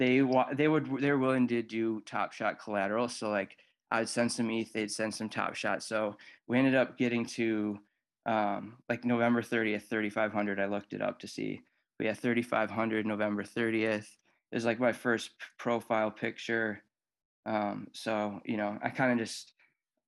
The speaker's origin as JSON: {"language": "English", "town": "Woodbury", "region": "Minnesota", "country": "United States", "said": "I'm from Woodbury, Minnesota"}